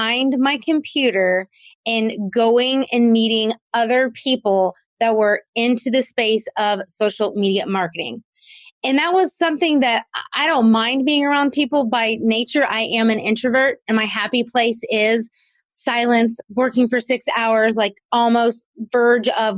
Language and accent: English; South Carolina, United States; moved away as an adult; also born or lived in Kentucky; we moved to my hometown of South Carolina